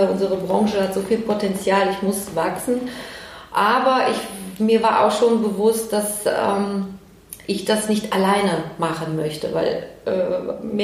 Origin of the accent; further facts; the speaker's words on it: Cologne, North Rhine-Westphalia, Germany; damit wir auch hier in Köln, klar, es war hier auch meine, meine Zukunft äh, in Köln und in meiner Heimat